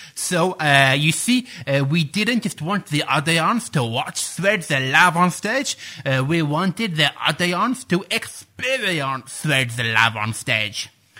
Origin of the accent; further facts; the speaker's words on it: Sheffield, Yorkshire and the Humber, United Kingdom; But as I'm sure you can tell from my accent, I am Sheffield born and bred.